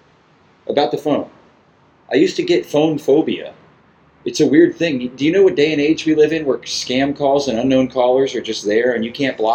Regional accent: Melbourne Beach, Florida, United States; I lived in Melbourne Beach, but I was born in Melbourne proper, which is mainland.

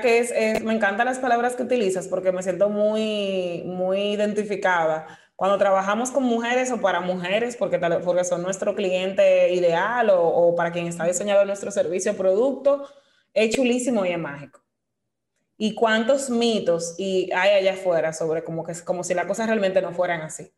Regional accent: Dominican Republic; somos dominicanos, esa es nuestra nacionalidad, parte de nuestra identidad vivimos aquí, nacimos aquí, vivimos aquí

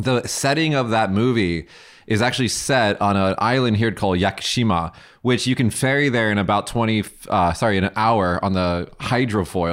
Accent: Las Vegas, Nevada, United States; moved away as an adult; now in Kagoshima, Japan; I'm from Vegas, so we have, like, two million people in the, the greater Vegas area

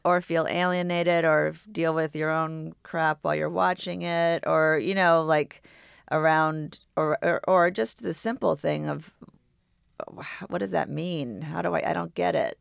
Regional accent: New York City, New York, United States; we grew up on Governor's Island

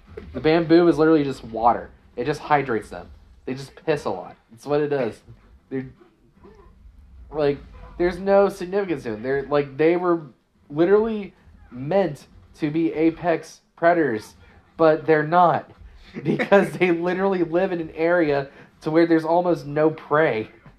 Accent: Maryland, United States; I'm from Maryland, yeah.

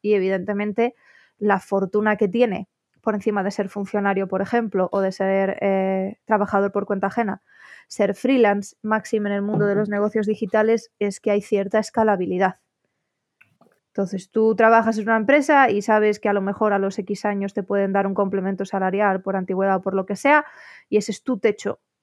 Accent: Asturias, Spain; also born or lived in León / Oviedo / Belgium; yo la estaba estudiando en León, que es donde residía mi familia. Y, bueno, aunque nosotros somos asturianos todos

